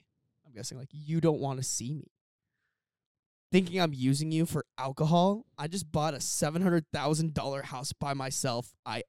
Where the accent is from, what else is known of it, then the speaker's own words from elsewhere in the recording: near Mall of America, Minnesota, United States; people know our hometown.